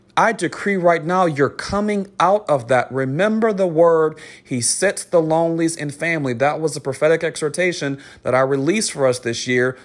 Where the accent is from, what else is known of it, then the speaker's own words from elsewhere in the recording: New Orleans, Louisiana, United States; I'm from New Orleans